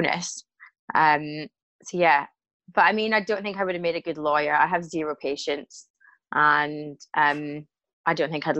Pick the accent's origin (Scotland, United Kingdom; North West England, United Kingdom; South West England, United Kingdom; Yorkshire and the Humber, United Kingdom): Scotland, United Kingdom; Glasgow; now in London, United Kingdom; I definitely got the gift of the gab from being a Glaswegian.